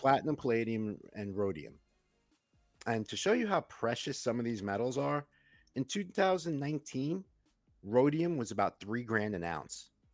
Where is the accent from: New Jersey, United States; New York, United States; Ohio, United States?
New York, United States; I grew up in Queens